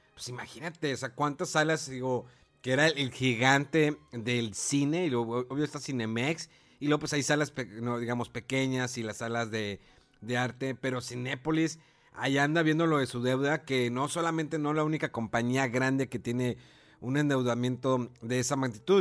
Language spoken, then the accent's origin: Spanish; Cerro de la Silla, Nuevo León, Mexico; Yo vivía anteriormente toda mi infancia, adolescencia por el Cerro de la Silla, que es un lugar, pues es un cerro enemático del estado de Nuevo León